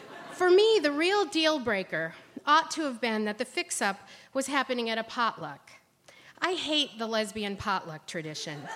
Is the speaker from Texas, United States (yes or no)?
no; Ohio, United States; I'm from Ohio